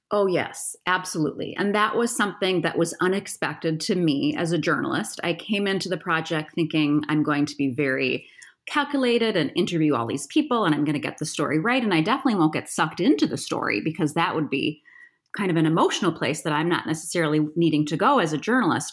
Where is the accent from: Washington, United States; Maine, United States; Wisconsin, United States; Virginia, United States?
Wisconsin, United States; Appleton; moved away; also born or lived in Colorado; I'm from Appleton, Wisconsin